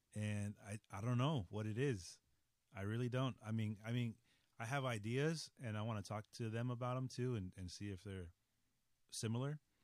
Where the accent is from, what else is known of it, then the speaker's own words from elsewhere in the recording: Los Angeles, California, United States; also born or lived in San Francisco; we moved from San Francisco. Mm-hmm. Uh, to Los Angeles